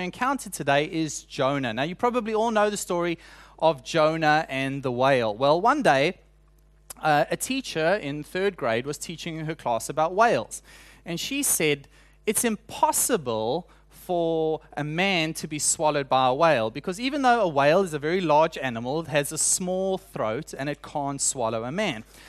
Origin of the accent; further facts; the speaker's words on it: South Africa; moved away; introduce myself as a South African